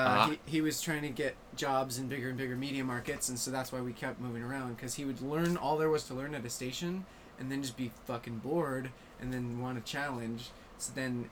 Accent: Kentucky, United States; also born or lived in Bay Area, California / Reno, Nevada / Tulsa, Oklahoma / Santa Maria, California; I went to high school in Kentucky, but I grew up all over. Born in the Bay Area. We moved to Reno when I was 2, Tulsa when I was 7. Santa Maria when I was 10, Northern Kentucky when I was 14.

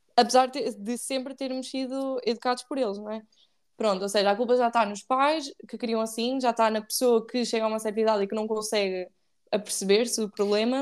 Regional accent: Ílhavo, Aveiro District, Portugal; Sou de Ilhavo, que é uma terra, é a capital do mundo, digo. Não, que é em Aveiro

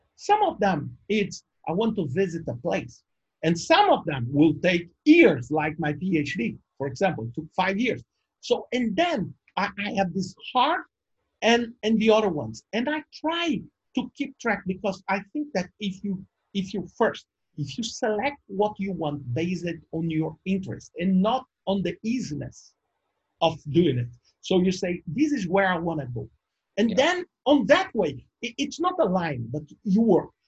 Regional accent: Brazil; I'm from Brazil, and and being born in Brazil

